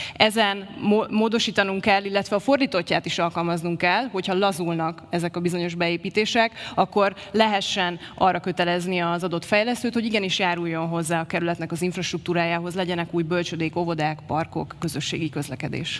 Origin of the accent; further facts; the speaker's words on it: Budapest, Hungary; also born or lived in Berlin; Újbudán születtem, Újbudán élek, dolgozom, ez az otthonom